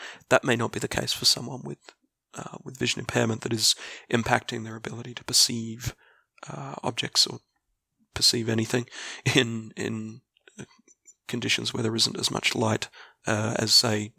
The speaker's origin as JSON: {"language": "English", "country": "Australia", "said": "I am a middle-aged Australian, public servant, and avid board gamer"}